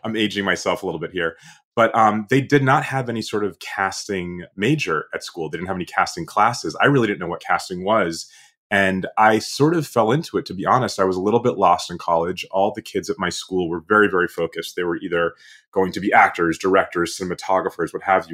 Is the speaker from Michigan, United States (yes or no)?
no; Boston, Massachusetts, United States; I'm from Boston